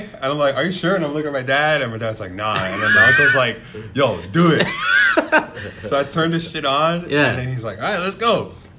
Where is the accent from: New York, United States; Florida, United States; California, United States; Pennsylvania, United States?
New York, United States; New York City; I was born and raised in Bronx, New York, and actually still live there.